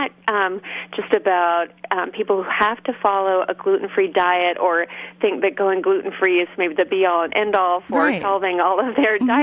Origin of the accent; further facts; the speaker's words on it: Berkeley, California, United States; I grew up in Berkeley, California